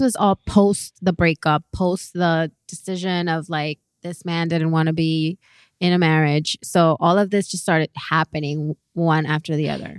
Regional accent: Miami, Florida, United States; we're from Miami

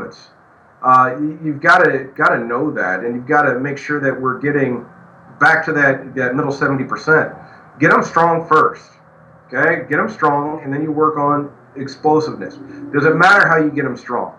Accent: backwoods Oklahoma, United States; I'm a redneck from Backwoods, Oklahoma

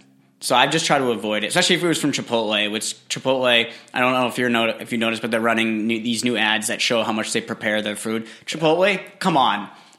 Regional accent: New England, United States; also born or lived in Los Angeles; I'm from New England

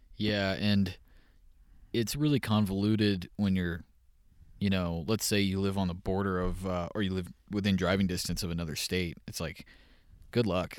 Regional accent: Texas, United States; moved away; growing up in Texas

